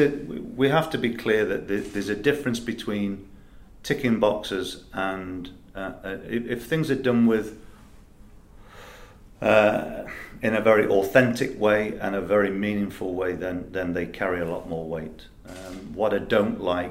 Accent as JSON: {"language": "English", "town": "Nottingham", "region": "East Midlands", "country": "United Kingdom", "also_born_or_lived": "Leicester", "said": "I'm from Nottingham myself"}